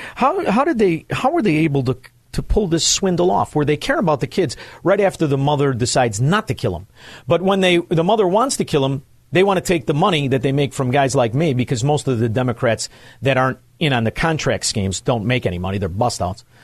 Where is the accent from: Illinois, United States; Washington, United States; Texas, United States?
Illinois, United States; Chicago; I am from Chicago, where murder and mayhem is the norm. I'm from a neighborhood where it's not uncommon to find the body of somebody you knew